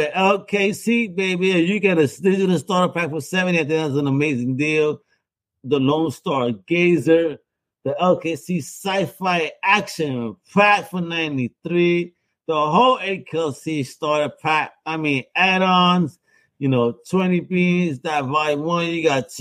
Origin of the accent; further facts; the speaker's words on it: Puerto Rico; I'm Puerto Rican